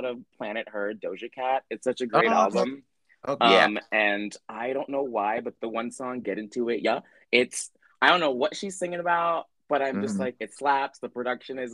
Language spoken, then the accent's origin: English; New York City, New York, United States; people of color growing up in the Bronx